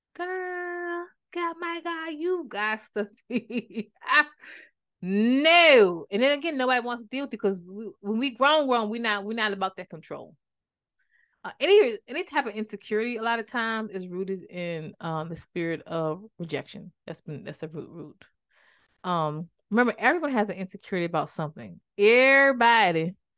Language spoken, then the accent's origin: English; Maryland, United States; my hometown is like a, kinda like a big deal now, but that time it was a small town, so I didn't call up that small town itis and just wanna go, and I'm from Maryland